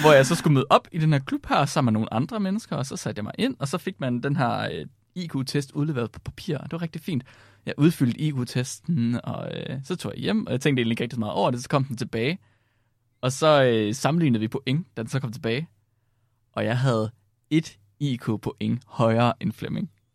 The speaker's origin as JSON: {"language": "Danish", "area": "Herning area, West Jutland", "region": "Central Denmark Region", "country": "Denmark", "also_born_or_lived": "Vildbjerg", "moved": "yes", "said": "jeg kommer fra, fra Herning, området"}